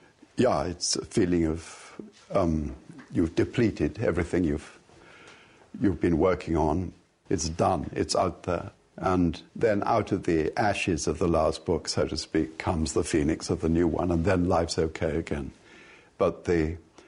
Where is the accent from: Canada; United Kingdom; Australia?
United Kingdom; England; I'm born and bred English. I'm English to the core.